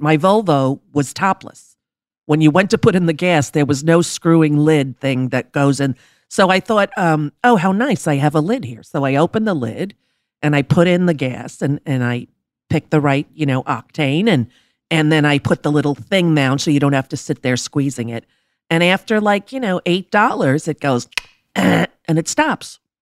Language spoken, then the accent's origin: English; New York, United States; we grew up in New York